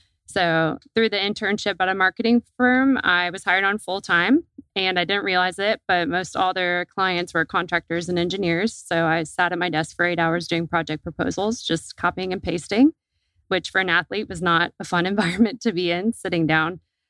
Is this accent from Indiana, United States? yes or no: yes; Indiana, United States; moved away as an adult; now in Georgia, United States; So I'm originally from Indiana and grew up swimming